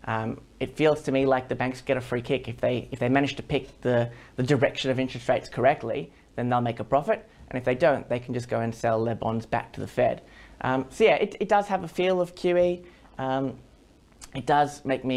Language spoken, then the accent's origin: English; Australia; as an Australian